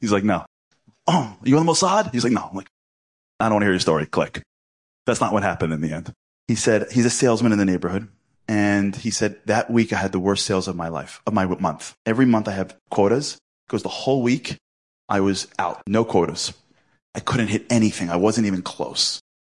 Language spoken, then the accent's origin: English; New York City, New York, United States; I'm from Brooklyn, not from Canary Sea, where we speak that way, not in Flatbush